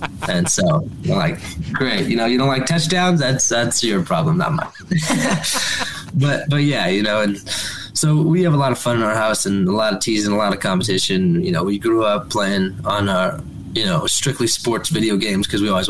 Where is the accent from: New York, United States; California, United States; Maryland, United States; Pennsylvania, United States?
California, United States; Claremont; also born or lived in Corona; So I grew up in Claremont, which is a really tiny city.